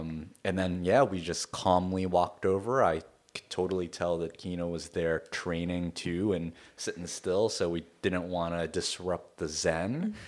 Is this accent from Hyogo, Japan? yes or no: yes; Kobe, Hyogo, Japan; So I'm originally from Kobe, Japan. Kobe is an interesting place.